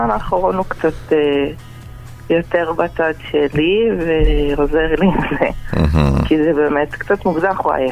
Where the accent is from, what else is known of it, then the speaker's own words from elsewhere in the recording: Sharon, Israel; מהשרון. באזור השרון.